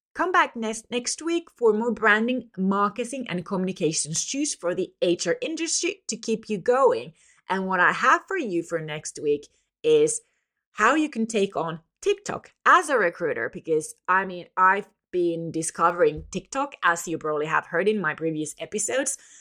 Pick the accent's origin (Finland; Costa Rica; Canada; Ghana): Finland; from Finland